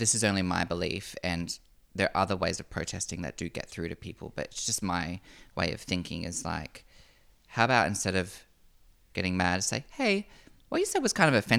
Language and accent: English; Noosa, Queensland, Australia; Just growing up around the Noosa Shire, I mean, it's white bread.